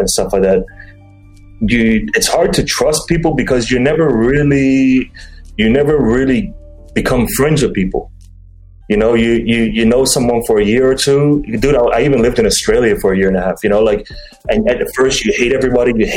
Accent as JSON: {"language": "English", "region": "Dubai", "country": "United Arab Emirates", "said": "I'm from Dubai"}